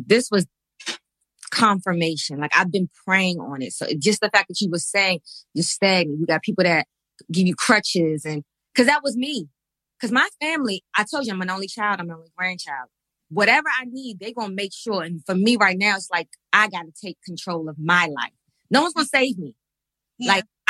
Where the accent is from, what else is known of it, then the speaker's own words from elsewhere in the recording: Fort Washington, Maryland, United States; I went to Friendly High School, but Fort Washington area.